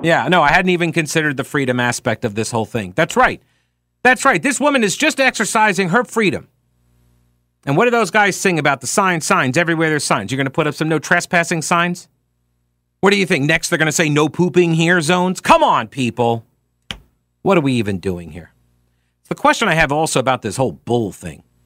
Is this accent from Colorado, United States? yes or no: no; Long Island, New York, United States; now in Charlotte, United States; I grew up on Long Island